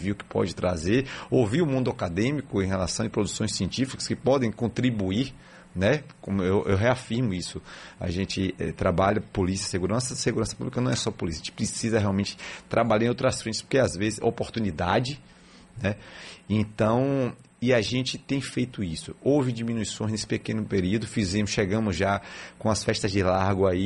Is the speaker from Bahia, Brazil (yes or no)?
yes; Salvador, Bahia, Brazil; É, eu sou da Gema, Salvador da Gema.